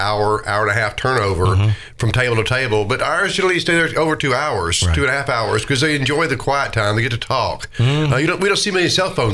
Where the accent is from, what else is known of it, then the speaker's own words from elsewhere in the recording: Nashville, Tennessee, United States; I was born in Nashville. Started actually working at Shoney's at, you know, 15 years old, 14